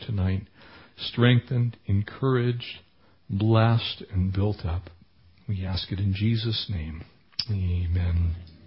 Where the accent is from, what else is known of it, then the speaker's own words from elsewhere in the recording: San Diego, California, United States; also born or lived in Escondido, California; now in Running Springs, United States; I am a San Diego native. I was born in Escondido in San Diego County. I grew up in San Diego County, went all the way through high school and into college in San Diego County